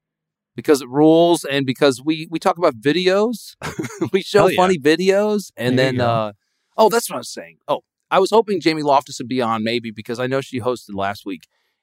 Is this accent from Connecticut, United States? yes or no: yes; Connecticut, United States; also born or lived in Nashville; So anyway, I'm from Connecticut, so I have some idea of what I'm talking about.